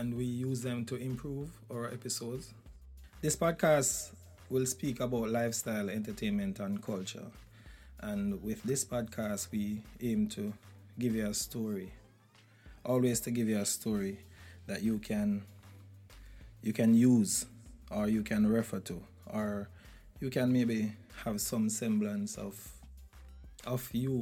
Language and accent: English; Jamaica; I think as a Jamaican